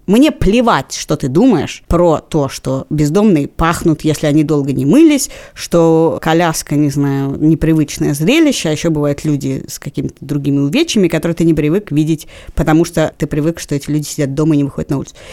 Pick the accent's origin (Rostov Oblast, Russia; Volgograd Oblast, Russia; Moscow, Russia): Moscow, Russia; я даже выросла на Павелецком вокзале. Моя квартира находилась напротив Павелецкого вокзала